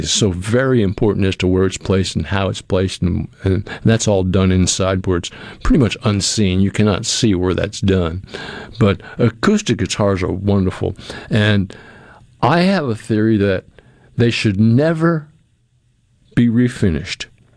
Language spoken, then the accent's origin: English; New England, United States; moved away; I'm from New England and I grew up with New England clam chowder all the time